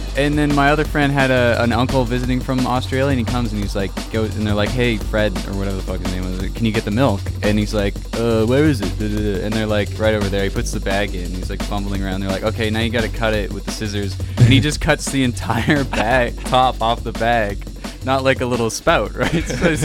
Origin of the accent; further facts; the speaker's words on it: Canada; I'm from Canada.